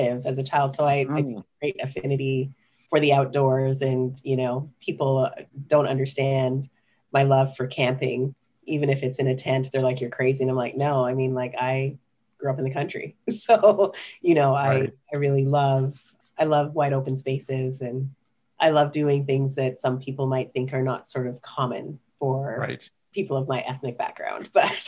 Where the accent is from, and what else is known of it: Ottawa, Ontario, Canada; born or raised there; also born or lived in Kingston, Jamaica